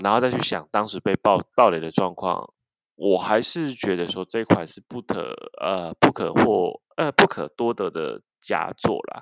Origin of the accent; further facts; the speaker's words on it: Kaohsiung, Taiwan; 因为我是高雄人，南部人啊